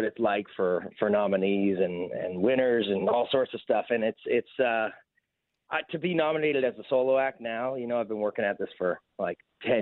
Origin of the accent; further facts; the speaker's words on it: Waterloo, Ontario, Canada; I'm from Waterloo